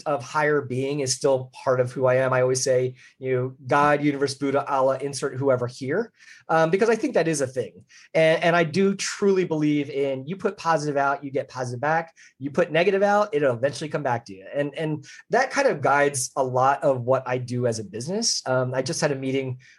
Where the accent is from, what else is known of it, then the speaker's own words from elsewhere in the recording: Philadelphia, Pennsylvania, United States; I grew up in the Philadelphia area